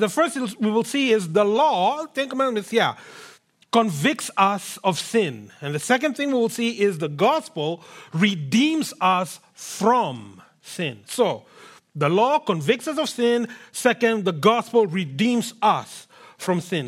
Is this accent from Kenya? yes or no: yes; Kenya; now in Canada; I come from Kenya, born and brought up there